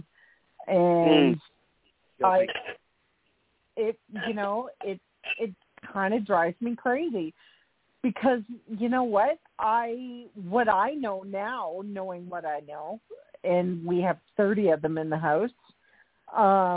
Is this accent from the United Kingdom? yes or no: no; Canada; as I'm Canadian